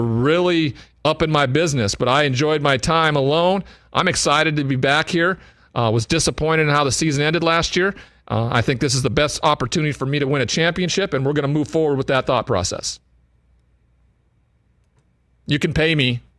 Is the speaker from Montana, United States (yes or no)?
yes; Montana, United States; Montana before, my home state